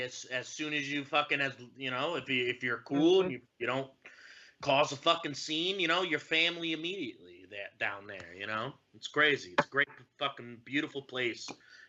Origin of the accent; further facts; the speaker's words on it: Northeast, United States; born and raised in the Northeast